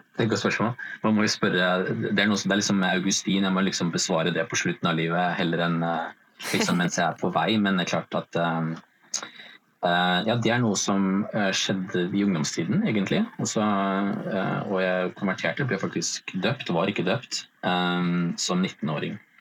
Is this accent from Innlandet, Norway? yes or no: no; Vestby, Akershus, Norway; kommer jeg fra og bor i Follo, altså Vestby utenfor eh, Oslo